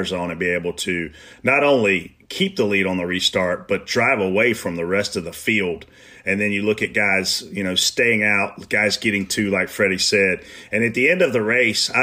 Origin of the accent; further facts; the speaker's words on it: the South, United States; I'm from the South